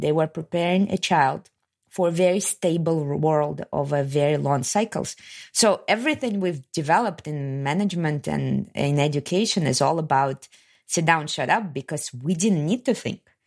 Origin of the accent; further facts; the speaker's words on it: Kazakhstan; moved away as an adult; also born or lived in Soviet Union; I'm from Kazakhstan